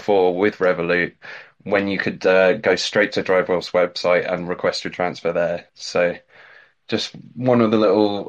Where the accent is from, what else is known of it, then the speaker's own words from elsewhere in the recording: England, United Kingdom; me as an English person